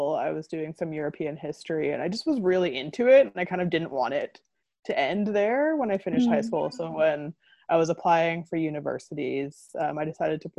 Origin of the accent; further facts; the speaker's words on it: Canada; moved away as an adult; now in Manchester, United Kingdom; I'm from Canada, and I grew up there